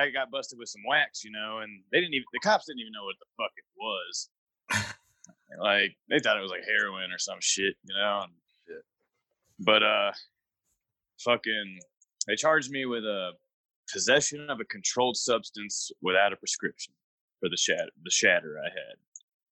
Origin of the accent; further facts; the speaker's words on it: Fort Walton Beach, Florida, United States; moved away; I was born in Fort Walton Beach, Florida